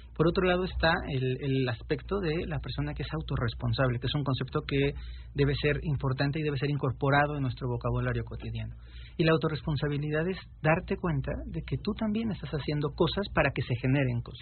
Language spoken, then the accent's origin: Spanish; Mexico; yo soy mexicano